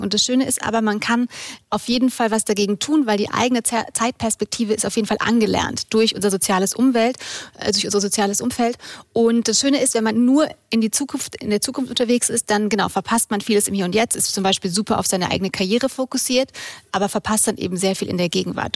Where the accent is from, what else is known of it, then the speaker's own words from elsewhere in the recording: Munich, Bavaria, Germany; aus München, bin 34